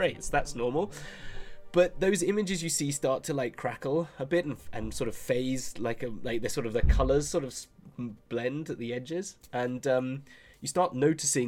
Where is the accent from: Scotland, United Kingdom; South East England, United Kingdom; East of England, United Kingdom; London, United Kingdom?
South East England, United Kingdom; Aylesbury; my hometown, Aylesbury, got voted the worst town in the world